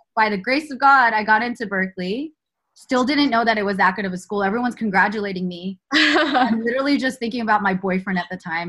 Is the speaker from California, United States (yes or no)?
yes; the Bay Area, California, United States; moved away as an adult; now in Los Angeles, United States; I'm from the Bay Area originally, born and raised